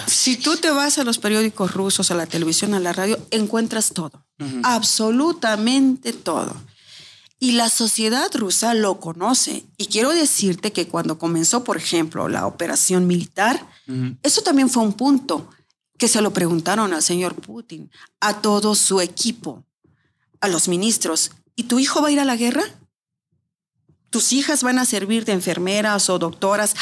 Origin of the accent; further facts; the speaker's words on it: Mexico City, Mexico; moved away as an adult; also born or lived in Moscow, Russia; now in Russia; Soy de la Ciudad de México.